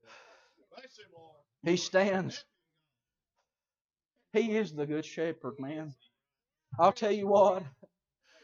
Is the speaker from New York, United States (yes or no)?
no; Colmont, Tennessee, United States; I grew up in Colmont, Tennessee